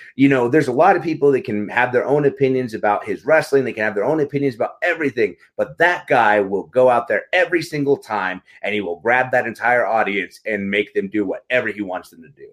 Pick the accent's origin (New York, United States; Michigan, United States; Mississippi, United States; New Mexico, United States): New Mexico, United States; Carlsbad; I grew up in Carlsbad, New Mexico, a really small town in, in the Southwest